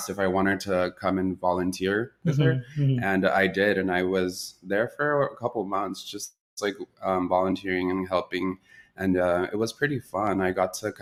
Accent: Los Angeles, California, United States; also born or lived in Ventura County, California; I was born in Ventura County. And then I kind of was raised in the San Fernando Valley

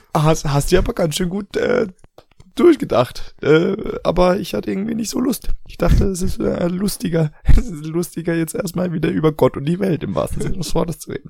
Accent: Germany; moved away; also born or lived in Asia; bei uns in Deutschland

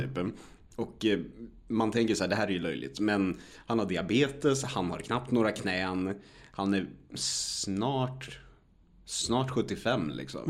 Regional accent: Örebro, Örebro County, Sweden; hemma i Örebro

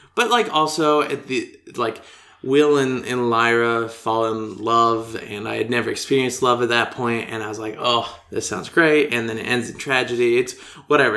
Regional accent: United States; I'm from the United States

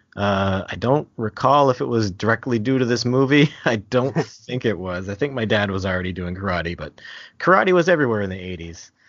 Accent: New Brunswick, Canada; accent: Canadian; I'm from Canada, uh, from New Brunswick specifically

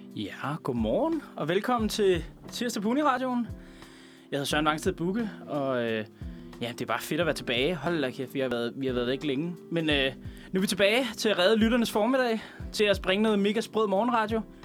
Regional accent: Veksø, Capital Region of Denmark, Denmark; born or raised there

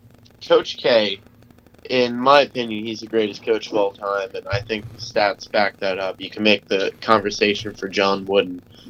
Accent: New York, United States; also born or lived in Alabama; now in Charlotte, United States; I am a sophomore at the University of Alabama. I'm originally from New York, but I now live in Charlotte, North Carolina, and I've lived there for couple of years.

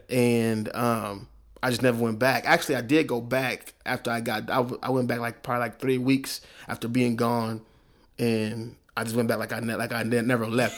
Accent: Oklahoma City, Oklahoma, United States; I was smart from Oklahoma City

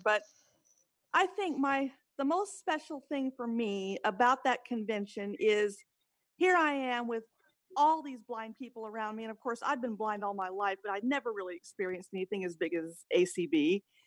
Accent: Gulfport, Mississippi, United States; now in Seattle, United States; I'm originally from Gulfport, Mississippi, and I am now in Seattle, Washington.

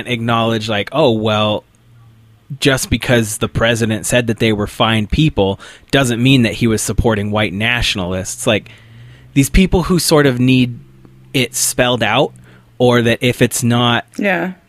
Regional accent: Nampa-Boise area, Idaho, United States; I grew up in the Nampa Boise area here in Idaho

